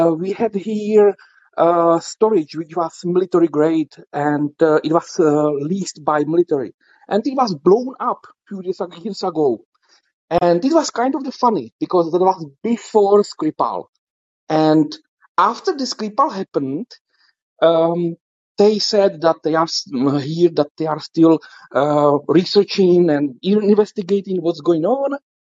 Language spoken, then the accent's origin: English; Czechia; I am from Czech Republic, so uh, that's we call it Central Europe